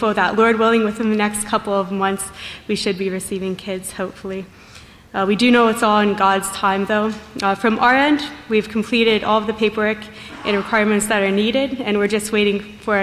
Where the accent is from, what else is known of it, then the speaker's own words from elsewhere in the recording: Tecate, Baja California, Mexico; I'm from Tecate, Mexico.